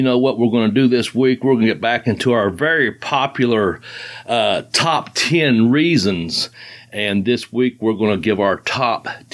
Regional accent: Ashland, Kentucky, United States; I do quite well here in my hometown

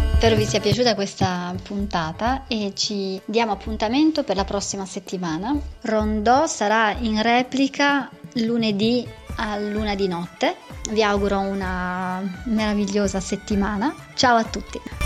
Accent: near Gorizia, Cervignano, Friuli-Venezia Giulia, Italy; io vengo dal Friuli

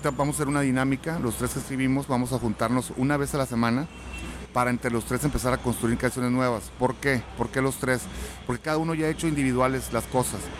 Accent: Mexico; nuestro estilo los mexicanos.

